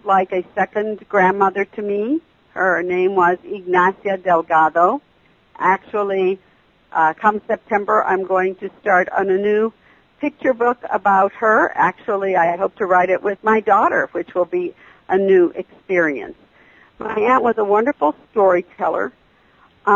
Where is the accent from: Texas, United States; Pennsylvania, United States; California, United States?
Texas, United States; being a child of the desert and of the U.S.-Mexico border